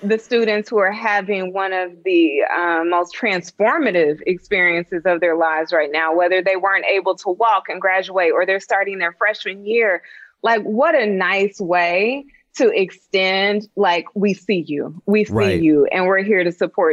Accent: Dayton, Ohio, United States; I'm from Dayton, Ohio

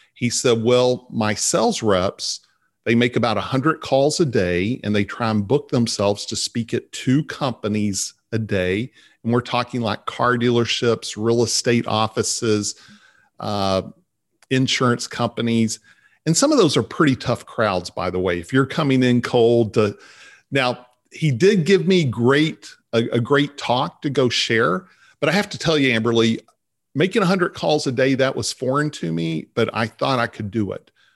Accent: Vernon, Texas, United States; also born or lived in Dallas; I grew up in Vernon, Texas

